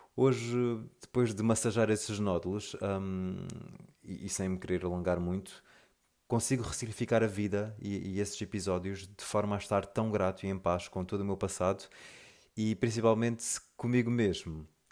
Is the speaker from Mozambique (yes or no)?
yes; Mozambique; moved away; also born or lived in Lisbon, Portugal / South Africa / Brazil; vivi toda a minha infância e juventude em Moçambique.